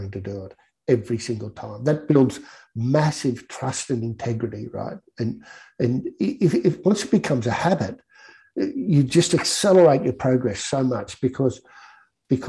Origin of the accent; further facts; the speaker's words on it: Guyra, New South Wales, Australia; moved away; also born or lived in Sydney; growing up in Gaira, whether it was the fact that it was a small country town